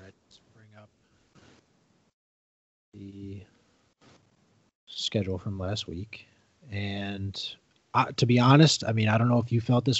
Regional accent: New York, United States; But hey, I mean, as a New Yorker, you got a one of the three New York teams in the championship game here.

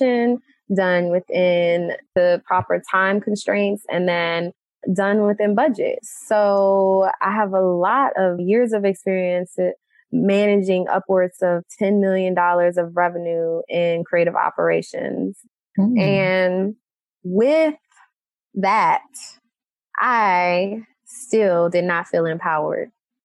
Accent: Detroit, Michigan, United States; moved away as an adult; also born or lived in Florida; now in Brooklyn, United States; Originally, I'm from Detroit, Michigan.

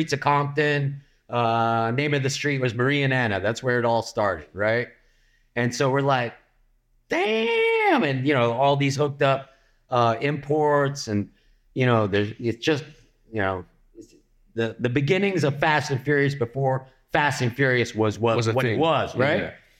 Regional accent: Philippines; I am Filipino, but I got a German last name.

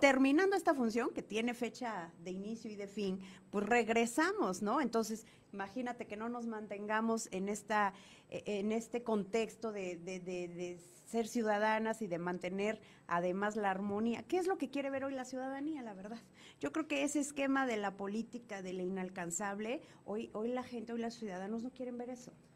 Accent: Cuicatlán, Oaxaca, Mexico; yo soy de la región de La Cañada, yo nací, crecí en Cuicatlán

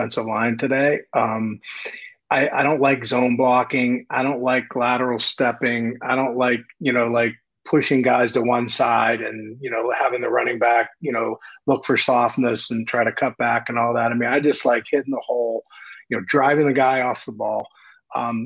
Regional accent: Beaver County, Western Pennsylvania, United States; the area I grew up with in Beaver County, Western Pennsylvania

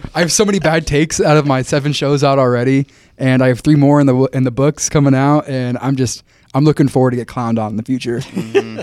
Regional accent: Wichita, Kansas, United States; moved away as an adult; also born or lived in Tampa, Florida; I grew up near McConnell Air Force

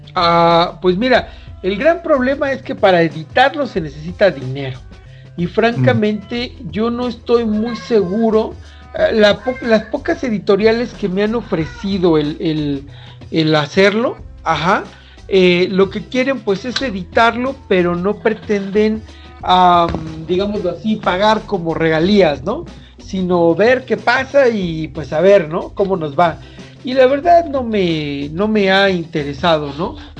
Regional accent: Mexico; nuestra cultura y nuestra esencia como mexicanos

